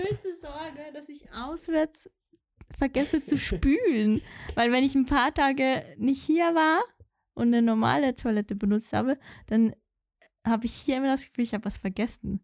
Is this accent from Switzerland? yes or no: yes; Valais, Switzerland; accent: Walliserdeutsch; mit meinem normalen Dialekt dann Walliserdeutsch sprechen